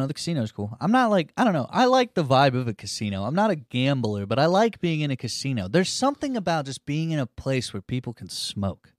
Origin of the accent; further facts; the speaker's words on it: Cushing, Oklahoma, United States; I grew up in Cushing